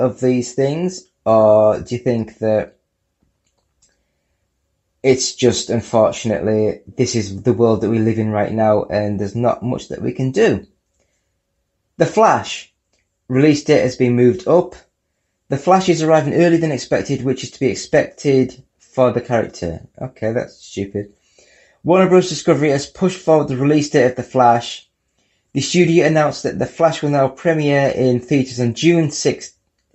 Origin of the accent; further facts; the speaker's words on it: United Kingdom; I'm from the UK. I'm British.